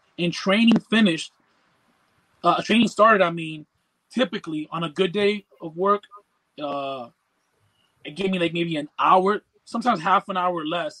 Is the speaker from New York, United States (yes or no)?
yes; New York, United States; also born or lived in San Antonio; now in New Jersey, United States; So I'm from New York